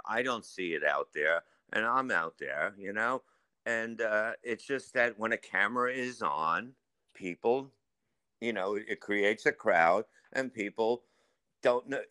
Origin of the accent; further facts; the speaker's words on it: New York City, New York, United States; I grew up in Staten Island when it was nothing.